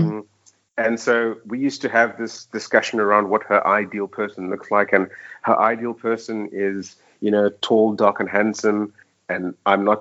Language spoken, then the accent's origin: English; Cape Town, Western Cape, South Africa; moved away as an adult; also born or lived in Johannesburg, South Africa; now in Dubai, United Arab Emirates; we're both from Cape Town.